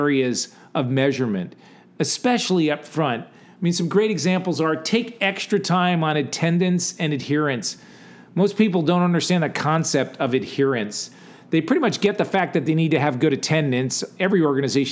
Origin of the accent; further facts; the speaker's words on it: Gales Ferry, Connecticut, United States; In my hometown, when you went from sixth to seventh grade, you went from grammar school, Gales Ferry Grammar School